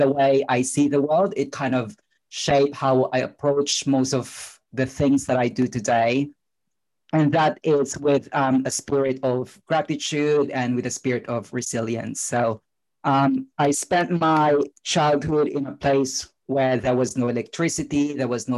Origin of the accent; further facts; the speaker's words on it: Philippines; moved away; you could probably tell from my accent and my name that I spent my childhood in the Philippines